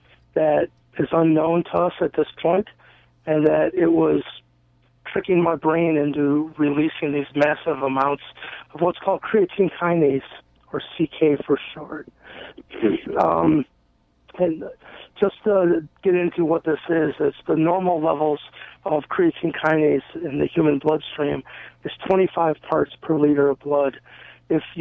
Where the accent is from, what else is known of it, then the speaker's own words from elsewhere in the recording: Eastlake, Ohio, United States; I grew up in East Lake, Ohio, which is very close to Lake Erie